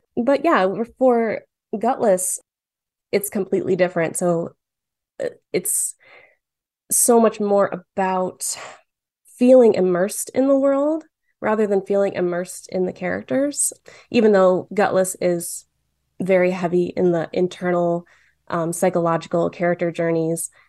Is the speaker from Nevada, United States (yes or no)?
no; Dearborn, Michigan, United States; I grew up in Dearborn